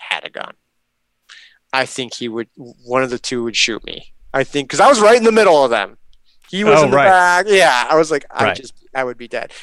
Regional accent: Chicago, Illinois, United States; I'm from Chicago

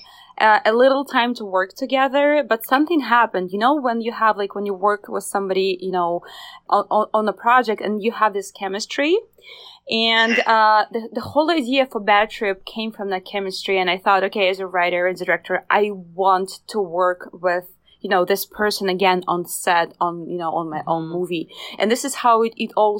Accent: Russia; moved away as an adult; now in Los Angeles, United States; We both come from Eastern Europe. I'm from Russia specifically

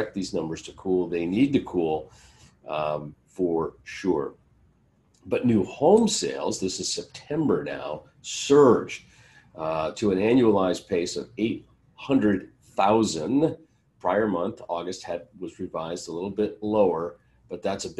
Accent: California, United States; my home state, California

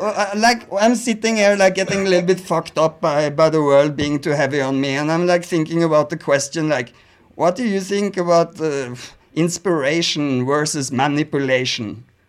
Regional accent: Norway; Leona maybe is a … fan, but she's from Sweden. I'm Norwegian.

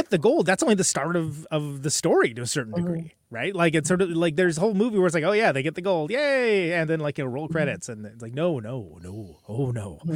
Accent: Central Valley of California, United States; I grew up in the Central Valley of California

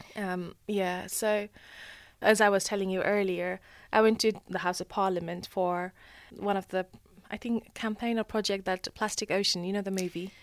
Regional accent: Nepal; moved away; growing up in Nepal, I find it that I lived a very sustainable life compared to here.

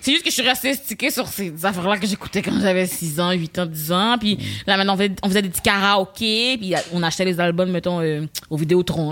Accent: Laval, Quebec, Canada; je viens de Laval

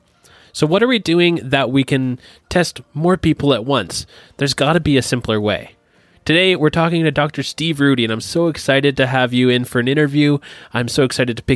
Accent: Ontario, Canada; moved away; I'm originally from Ontario

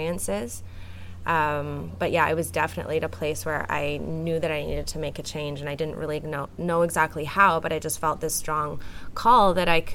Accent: Canada; moved away as an adult; now in Puerto Escondido, Mexico; So I'm originally from Canada, but I grew up spending a lot of time here in Puerto Escondido because my dad moved here 35 years ago. So even though I grew up in Canada

